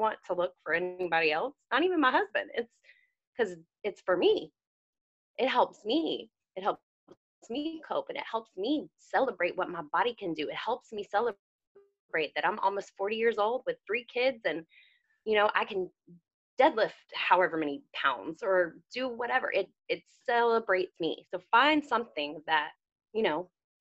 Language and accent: English; the South, United States; I'm from the South, which that's a whole another burden of trying to be a Southern woman